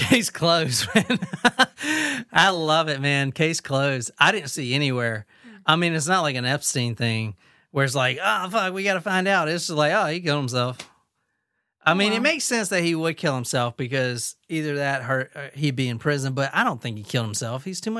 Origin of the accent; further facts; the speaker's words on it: Lodi, California, United States; This happened in and around my hometown of Lodi, California.